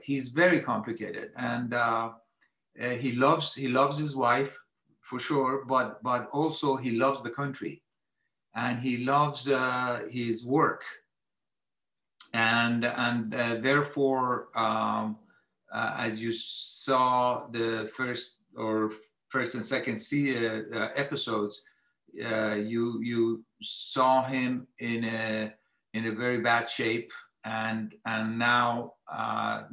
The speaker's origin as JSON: {"language": "English", "country": "Iran", "moved": "yes", "lives_now": "United States", "said": "I'm Iranian at the same, you know, I'm sure I'm an American, Iranian"}